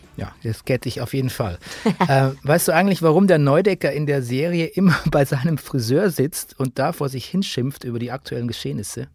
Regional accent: Bavaria, Germany; ich kenne das auch aus meiner Jugend in Bayern

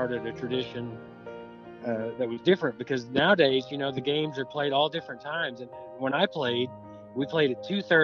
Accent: Wagoner, Oklahoma, United States; I'm from Wagner, Oklahoma.

